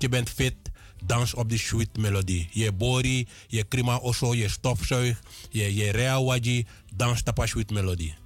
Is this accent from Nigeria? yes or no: no; Land van Dijk, Para, Suriname; also born or lived in Paramaribo; Ik ben geboren te Land van Dijk. In Van Dijk me geboren, getogen.